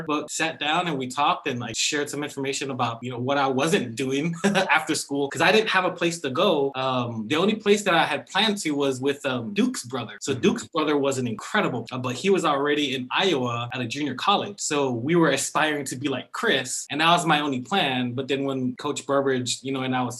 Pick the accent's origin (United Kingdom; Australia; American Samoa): American Samoa; Fagaalu; moved away as an adult; also born or lived in Michigan; now in California, United States; I'm from the village of Fanga'alu, where the hospital is on the island in American Samoa.